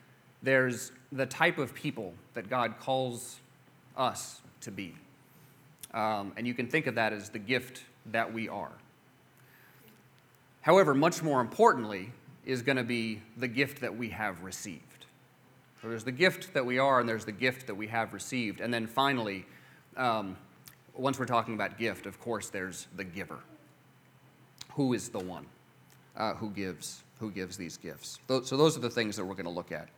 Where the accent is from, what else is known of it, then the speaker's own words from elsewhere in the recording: United States; as an American Christian